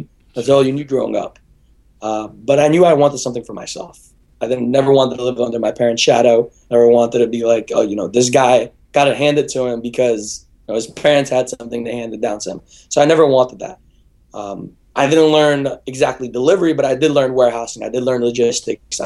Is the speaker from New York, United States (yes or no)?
yes; Brooklyn, New York, United States; I grew up in Brooklyn, New York